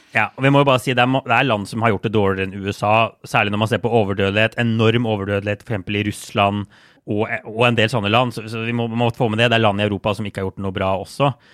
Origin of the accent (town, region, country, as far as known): Norway; moved away as an adult; now in United States